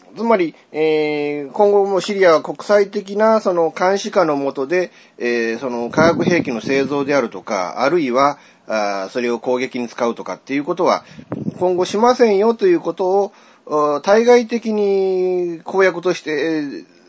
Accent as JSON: {"language": "Japanese", "country": "Japan", "said": "僕も日本人に生まれてますけれども"}